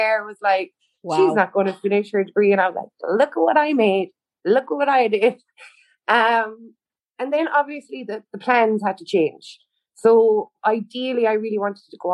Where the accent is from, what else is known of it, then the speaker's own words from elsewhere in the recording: Tralee, County Kerry, Ireland; also born or lived in Cork; I was born and raised in Tralee